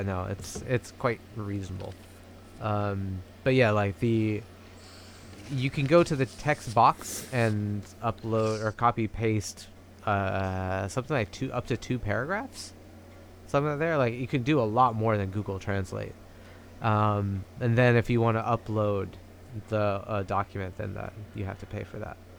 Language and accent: English; United States; moved away as an adult; now in Japan; I moved from America, I, I lived in America my whole life, and then at twenty-four, I moved to Japan